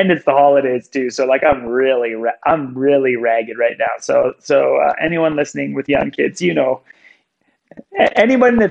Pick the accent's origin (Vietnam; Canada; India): Canada; moved away; I'm Canadian. I'm an immigrant